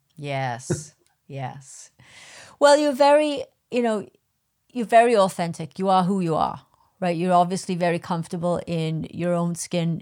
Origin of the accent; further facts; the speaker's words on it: United Kingdom; I'm a Brit